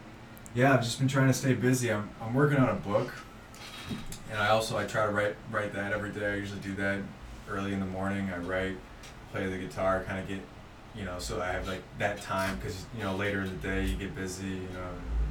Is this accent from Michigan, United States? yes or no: yes; Brighton, Michigan, United States; growing up in Brighton